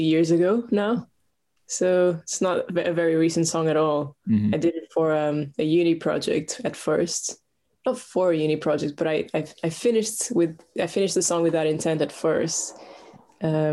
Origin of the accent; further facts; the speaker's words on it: Portugal; moved away as an adult; now in London, United Kingdom; I'm from Portugal originally, but I've lived in London for the past 5 years